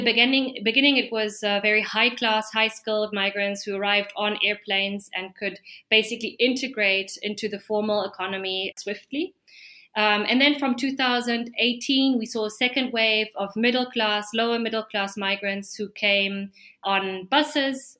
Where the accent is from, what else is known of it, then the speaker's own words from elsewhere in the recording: Germany; now in Peru; I am a foreigner, I am German.